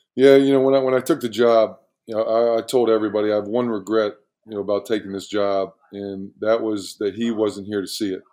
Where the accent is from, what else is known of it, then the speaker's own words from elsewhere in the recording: Magnolia, Ohio, United States; I grew, I grew up in uh, Magnolia, Ohio